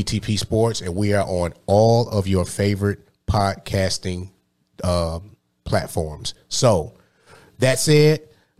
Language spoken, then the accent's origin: English; Detroit, Michigan, United States; When I was growing up in Detroit, we would, back in like the early, mid-90s